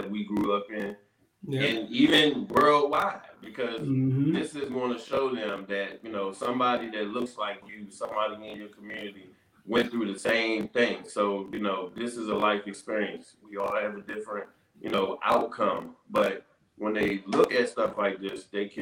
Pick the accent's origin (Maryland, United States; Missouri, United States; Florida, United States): Maryland, United States; Capitol Heights; my community, my own backyard